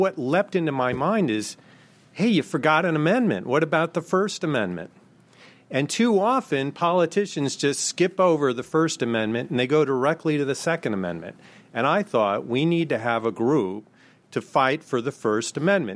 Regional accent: Maryland, United States; Maryland, my home state

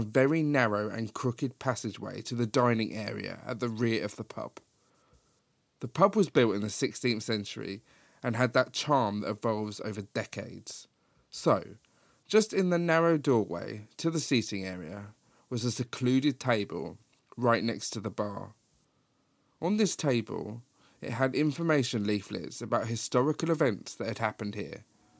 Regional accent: East of England, United Kingdom; Way back in 2007, me and my fellow at the time travelled from Leeds, where I was at uni, to York for the day. We had both never been, as he was Welsh and I was from Hertfordshire.

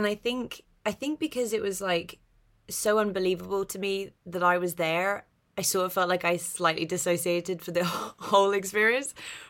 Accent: London, United Kingdom; I grew up in North London. My accent's very neutral

